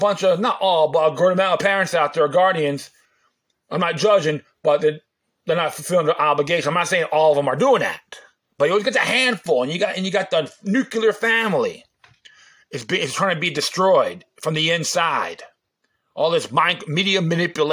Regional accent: New York City, New York, United States; now in Florida, United States; I was born in Brooklyn

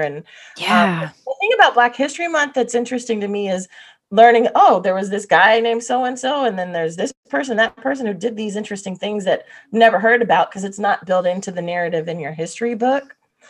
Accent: North Florida, United States; now in California, United States; growing up in North Florida

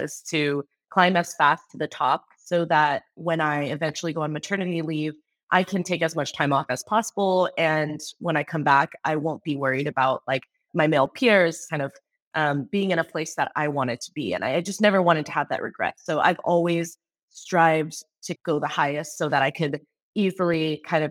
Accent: Bay Area, California, United States; also born or lived in Seattle; I was born and raised in the Bay Area, went to a Catholic school all my life in the Bay Area

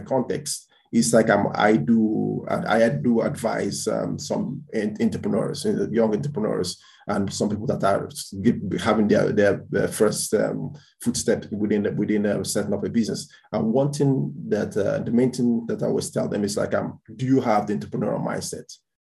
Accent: Portugal; moved away as an adult; also born or lived in Dublin, Ireland; now in Spain; I was born in Spain, grew up in Portugal in terms of from 6 years old till I was 19. And then that's when I went to Ireland to start doing my undergraduation

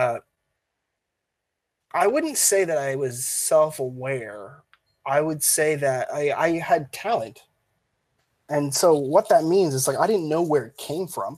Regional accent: Canada

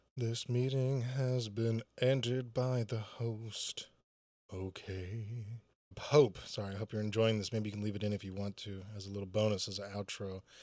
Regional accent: Chattanooga, Tennessee, United States; no one comes to my hometown

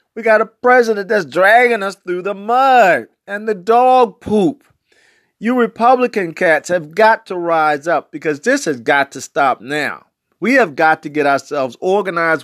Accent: Baltimore, Maryland, United States; I'm from West Baltimore

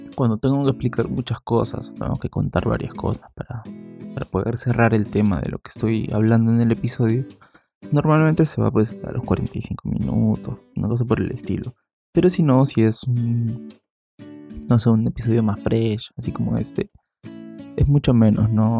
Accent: Peru; yo soy de bueno, de Perú. Aquí en Perú la cuarentena empezó el día 15.

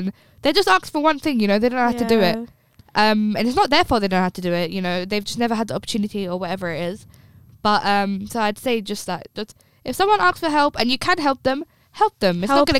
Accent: London, United Kingdom; Born and bred in London.

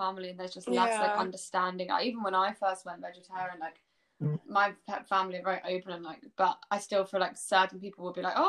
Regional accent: Brighton, South East England, United Kingdom; Brighton, because that's where I'm from

